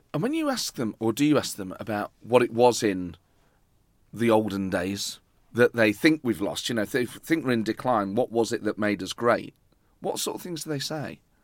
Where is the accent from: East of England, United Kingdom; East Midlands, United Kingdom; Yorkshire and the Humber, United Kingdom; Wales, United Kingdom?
East Midlands, United Kingdom; Nottingham; I grew up in Nottingham